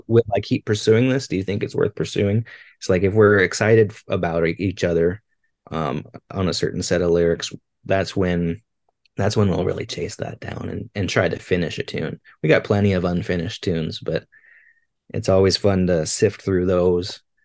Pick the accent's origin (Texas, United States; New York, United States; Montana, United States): Montana, United States; Billings; growing up in Billings, it was it is the festival to go to in the summertime